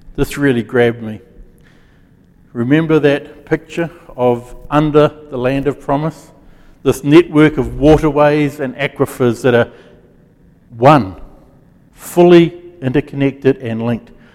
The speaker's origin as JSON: {"language": "English", "region": "Gisborne", "country": "New Zealand", "tie": "born or raised there", "said": "When I was a kid, I grew up in Gisborne"}